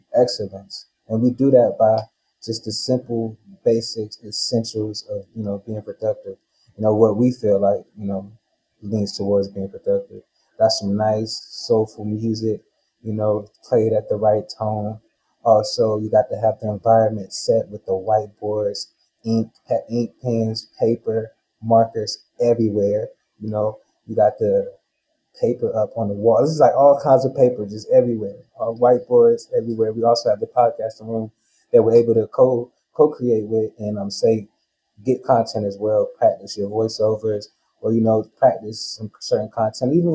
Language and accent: English; North Carolina, United States; moved away as an adult; now in Las Vegas, United States; I'm not from Vegas. I'm from North Carolina